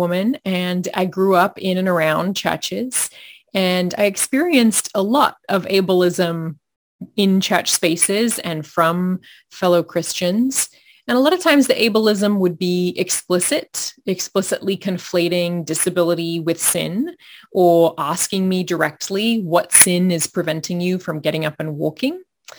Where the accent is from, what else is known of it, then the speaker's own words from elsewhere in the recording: Australia; Well, you can probably hear part of my story just with my accent. I'm originally from Australia and I've moved around quite a bit